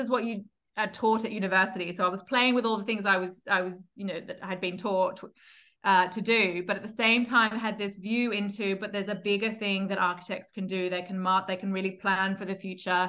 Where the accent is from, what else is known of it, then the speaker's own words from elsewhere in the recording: Melbourne, Victoria, Australia; moved away as an adult; now in London, United Kingdom; I'm Australian